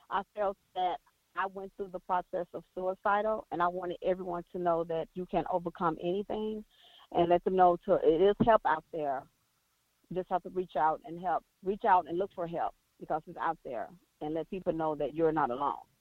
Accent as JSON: {"language": "English", "town": "Gary", "region": "Indiana", "country": "United States", "said": "I'm from Gary, Indiana."}